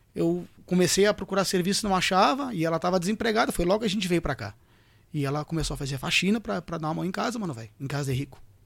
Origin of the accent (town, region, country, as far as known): Bagé, Rio Grande do Sul, Brazil